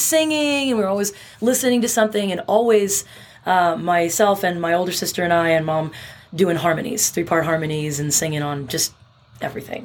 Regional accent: Bremerton, Washington, United States; I grew up in a little town in Western Washington called Bremerton

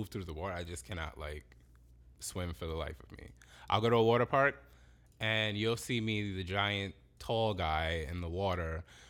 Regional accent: New York City, New York, United States; Yes, born and raised in Brooklyn. Bedford-Stuyvesant, which is now like, you know, like crazy gentrified

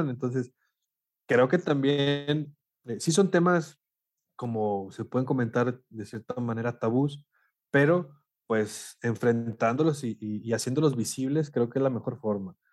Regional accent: Monclova, Coahuila, Mexico; los que son de Saltillo, digo, yo soy de Monclova, soy de Coahuila también

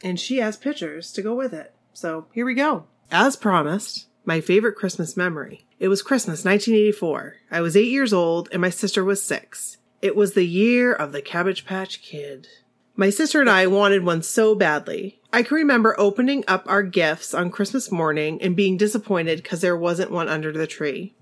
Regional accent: Maine, United States; I'm from Maine

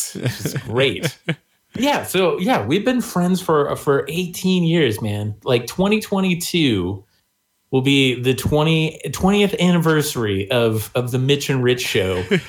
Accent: Missouri, United States; I'm from Missouri.

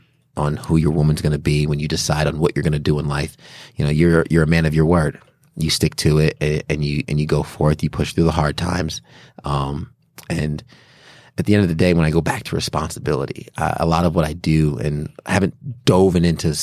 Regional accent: New York, United States; born there; Yeah, I was born in New York.

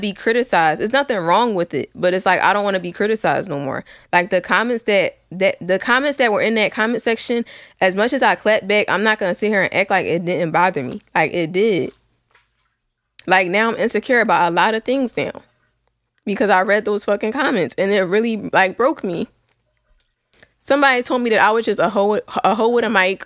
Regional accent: Philadelphia, Pennsylvania, United States; I grew up in West Philly

